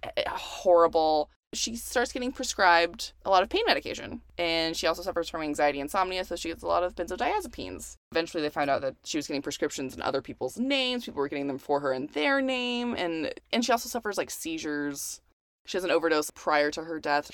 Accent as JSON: {"language": "English", "town": "Houston", "region": "Texas", "country": "United States", "moved": "yes", "lives_now": "California, United States", "said": "I'm also from Houston."}